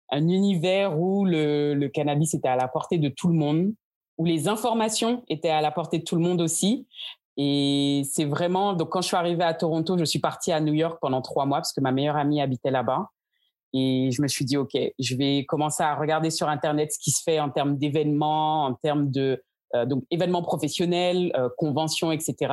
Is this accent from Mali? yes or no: no; Guadeloupe; also born or lived in France; Je suis donc originaire de la Guadeloupe. Pour ne pas parler de toute mon histoire depuis mon enfance, euh, j'ai vécu donc entre la France et la Guadeloupe